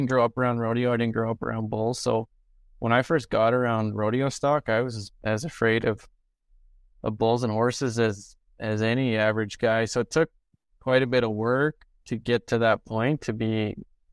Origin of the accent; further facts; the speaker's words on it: Canada; I grew up in Merrithorpe, which is a rodeo town, a small town